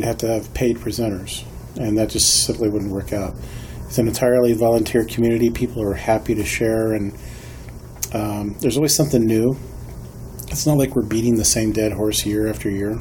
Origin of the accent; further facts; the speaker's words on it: Paola, Kansas, United States; I'm from Paola, Kansas, which is about 30, 40 miles south of the conference